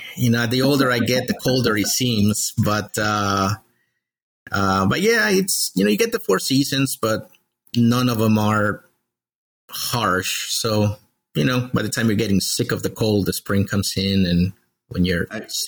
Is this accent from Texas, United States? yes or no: no; Maryland, United States; also born or lived in El Salvador; So, I was born in El Salvador originally, and I lived there until I was 11 years old, in the middle of a civil war. Then I came to the U.S. under political asylum in 89 and, grew up here in the Maryland, Washington, D.C. area.